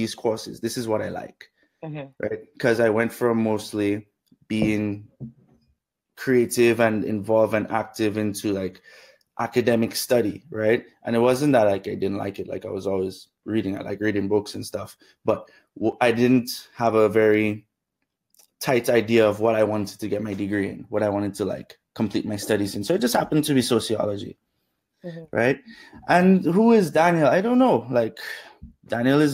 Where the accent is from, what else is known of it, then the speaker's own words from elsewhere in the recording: Dominica; moved away; also born or lived in Canada; Grew up in Dominica